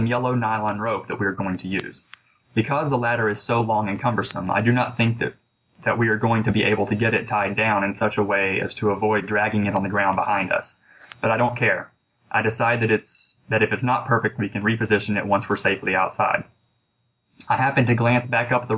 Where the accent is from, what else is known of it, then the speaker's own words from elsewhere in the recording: Alabama, United States; moved away; I'm originally from Alabama, and we have a farm that's on the Georgia border